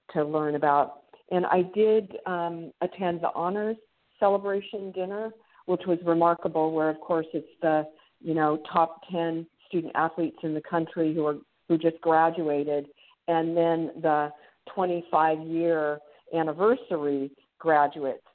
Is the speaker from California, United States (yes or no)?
yes; San Francisco Bay Area, California, United States; moved away as an adult; also born or lived in Los Angeles, California; now in Anchorage, United States; I grew up in the San Francisco Bay Area